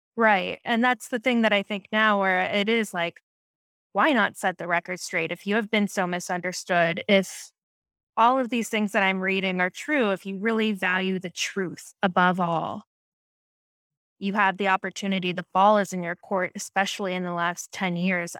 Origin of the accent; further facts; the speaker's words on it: Camp Hill, Pennsylvania, United States; I grew up in, um, Pennsylvania near Harrisburg, um, Camp Hill, Pennsylvania, tiny, tiny suburb